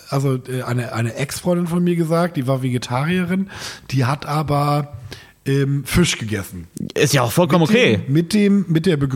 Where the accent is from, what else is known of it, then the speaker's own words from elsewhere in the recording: Lower Saxony, Germany; now in Kiel, Germany; ich komme eigentlich aus Niedersachsen, bin nach Norddeutschland gezogen dann, also nach, nach Kiel